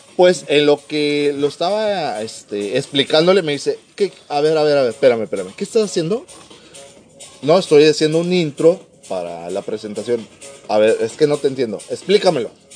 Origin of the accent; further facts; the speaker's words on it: Mexico City, Mexico; also born or lived in Tampico, Tamaulipas; now in Mexicali, Mexico; Soy originario de la Ciudad de México, del CDMX, pero por muchos años estuve en Tampico, Tamaulipas